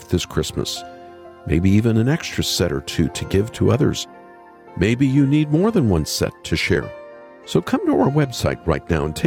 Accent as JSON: {"language": "English", "country": "United States", "moved": "yes", "said": "we have a funny tradition in my home country"}